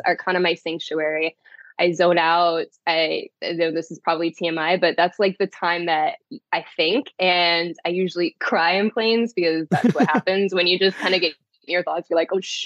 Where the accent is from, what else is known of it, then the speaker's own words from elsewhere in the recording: Onalaska, Wisconsin, United States; moved away as an adult; also born or lived in Florida; I am from Wisconsin. So there we go. There's where the Wisco comes from. Yeah, I grew up in Onalaska